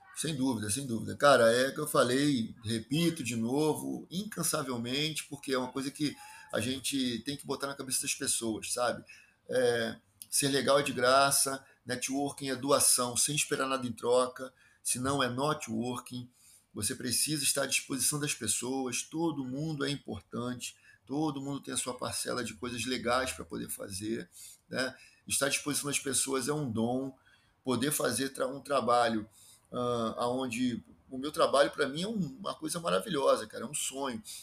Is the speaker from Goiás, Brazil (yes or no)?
no; Rio de Janeiro, Brazil; accent: carioca chiado; Sou um carioca da gema, daqueles que se orgulham com o enorme chiado que fazem ao falar